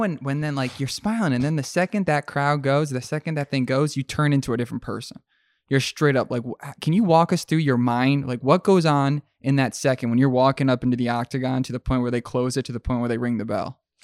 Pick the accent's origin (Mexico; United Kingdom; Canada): Mexico; Growing up in Mexico